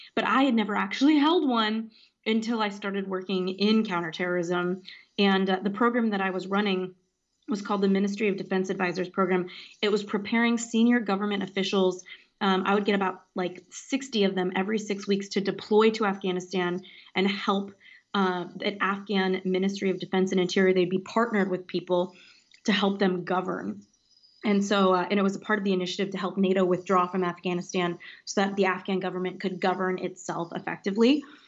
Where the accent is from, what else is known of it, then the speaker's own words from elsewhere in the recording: Los Angeles, California, United States; also born or lived in Washington, D.C. / London / Paris; Grew up in Los Angeles, California